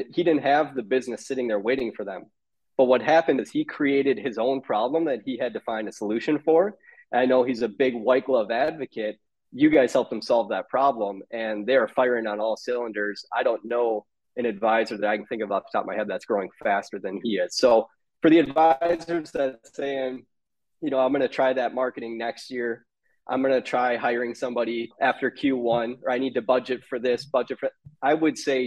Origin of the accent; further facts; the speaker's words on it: Minnesota, United States; accent: Minnesota; I'm in Minnesota